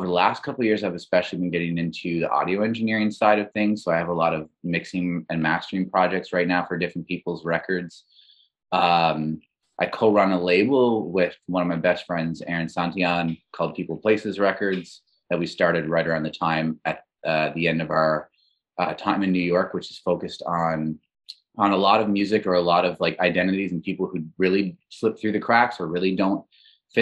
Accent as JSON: {"language": "English", "town": "Labrador City", "region": "Newfoundland and Labrador", "country": "Canada", "tie": "born or raised there", "also_born_or_lived": "St. John's / Montreal", "moved": "yes", "said": "I'm originally from Labrador City or Labrador West in Newfoundland, Labrador."}